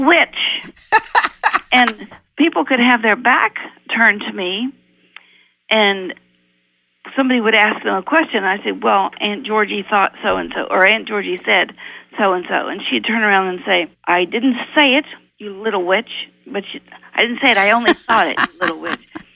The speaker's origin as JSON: {"language": "English", "region": "Appalachia", "country": "United States", "tie": "born or raised there", "said": "I was raised in Appalachia, in poor Appalachia"}